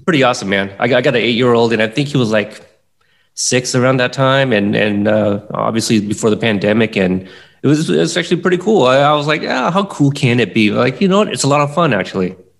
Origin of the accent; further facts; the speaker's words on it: Pacific Northwest, United States; also born or lived in Texas; I grew up in the Pacific Northwest here most of my life